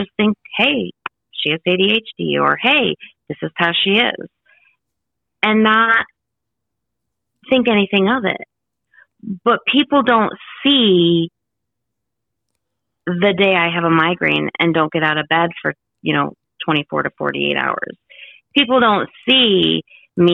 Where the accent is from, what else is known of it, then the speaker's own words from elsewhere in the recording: Illinois, United States; moved away; my hometown in Illinois